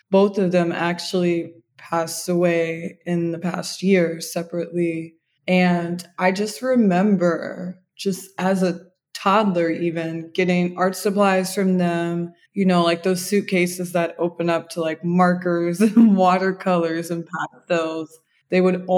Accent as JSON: {"language": "English", "town": "Indianapolis", "region": "Indiana", "country": "United States", "tie": "born or raised there", "also_born_or_lived": "Chicago, Illinois", "said": "I was raised in Indianapolis, Indiana. I was born in Chicago"}